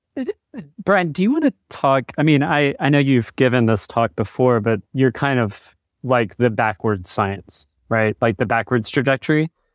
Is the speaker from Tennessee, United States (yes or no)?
yes; Chattanooga, Tennessee, United States; I grew up in Chattanooga